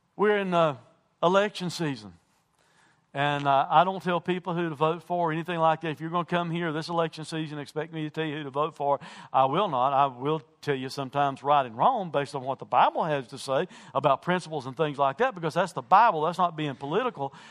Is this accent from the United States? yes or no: yes; United States